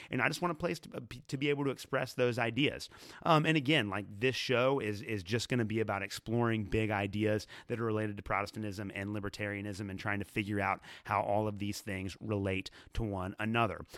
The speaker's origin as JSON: {"language": "English", "region": "Northern Kentucky", "country": "United States", "said": "a couple of different churches in Northern Kentucky, where I am from"}